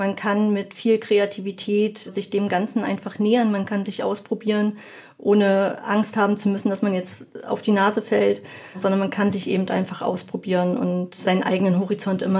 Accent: Berlin, Germany; now in Brandenburg, Germany; wohne mittlerweile in Brandenburg und die Versorgung auf dem Land ist halt wirklich nicht gut. Also ich komme vorher aus Berlin und dort war sie deutlich besser.

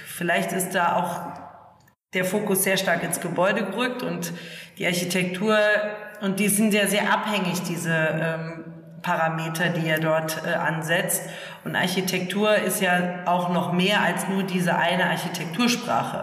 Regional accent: Germany; Ich komme aus der Eifel und aus dem alten Bauernhof, ich bin in einem alten Bauernhof aufgewachsen

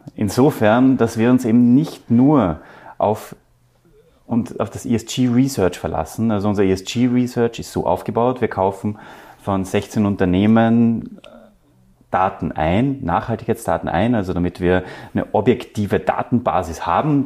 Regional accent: Austria; wir als Österreicher

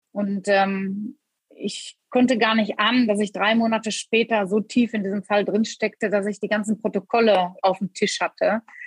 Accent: Germany; moved away as an adult; now in London, United Kingdom; Ich bin eine Deutsche, die ähm, seit ja, knapp 17 Jahren in Großbritannien lebt.

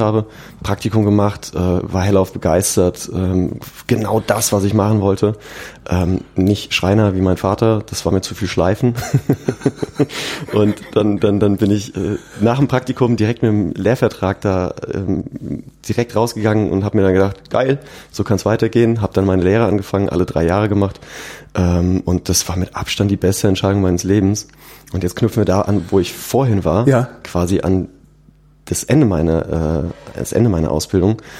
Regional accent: Aschaffenburg, Bavaria, Germany; now in Munich, Germany; bei uns in, in Aschaffenburg auf ein Bierchen eingeladen. Mhm. In meiner Heimat

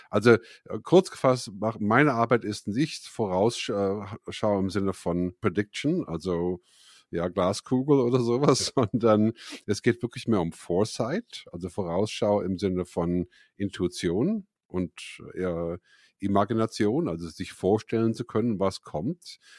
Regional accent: Bonn, North Rhine-Westphalia, Germany; moved away as an adult; also born or lived in United States; now in Zürich, Switzerland; Ja, ich bin ursprünglich aus Bonn in Deutschland und dann 1982 ausgewandert nach Amerika, um Musik zu studieren, Musik zu machen.

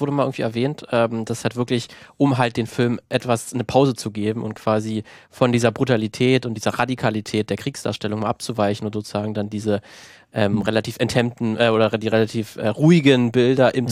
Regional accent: Germany; bin selber Deutscher

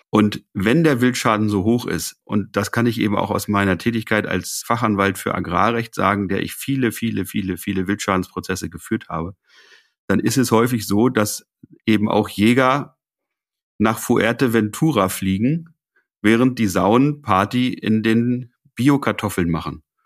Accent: Lower Saxony, Germany; bei uns in Niedersachsen

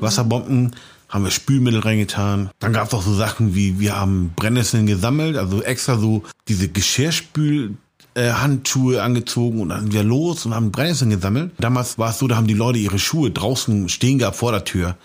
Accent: Hamburg, Germany; accent: leichter Hamburger Touch; also born or lived in Austria; diesen Slang, den ich jetzt habe, so. Mhm. Diesen leichten Hamburger Touch

